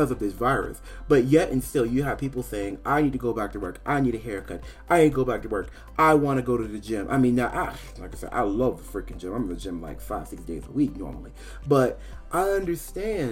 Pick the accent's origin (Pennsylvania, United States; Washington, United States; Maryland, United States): Maryland, United States; also born or lived in Virginia; I was born in Virginia, but I grew up in Maryland. I mean, from when I was about 5 years old till I was about 17.